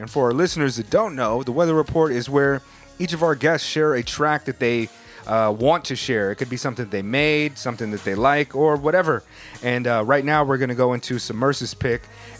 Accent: Southern California, United States; moved away as an adult; also born or lived in San Francisco Bay Area / Hawaii; now in Japan; I grew up in Southern California.

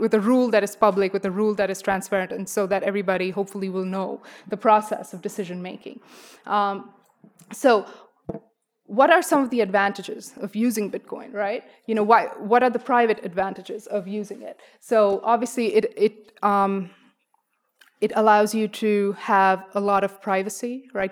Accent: India; moved away; I'm from India.

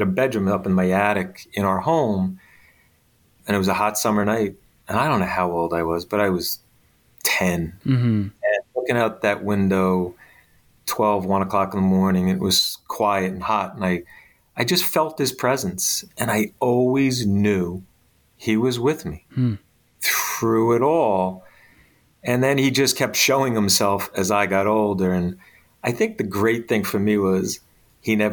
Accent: Bayonne, New Jersey, United States; as a young kid growing up in Bayonne

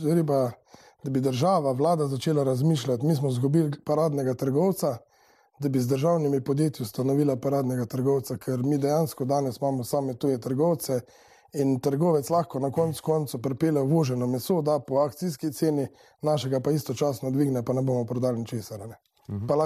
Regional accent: Slovenia; Slovenci smo pač na prvem mestu, je svinsko meso, na drugem mestu govedna in pa vse ostalo.

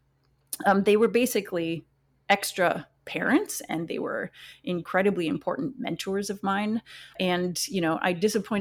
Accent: northwest Wisconsin, United States; growing up in Wisconsin, where I did in the northwest part of the state

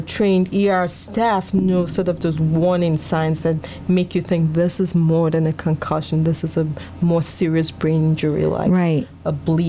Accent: Houston, Texas, United States; So my disclaimer is I came from Houston, Texas, and I'm hearing there are a lot of ticks.

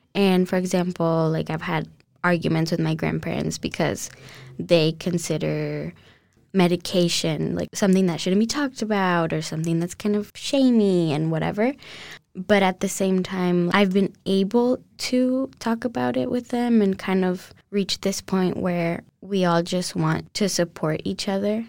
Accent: Colombia; English is a second language; now in United States; growing up in Colombia, I went to a French school, uh, from when I was really little.

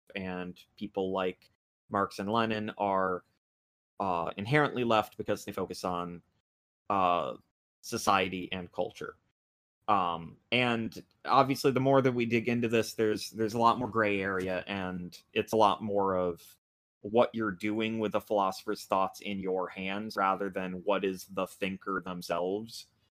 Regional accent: United States; I'm American

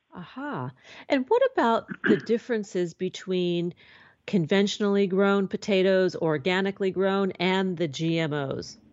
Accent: New York City, New York, United States; now in Southern California, United States; a young girl growing up in New York City

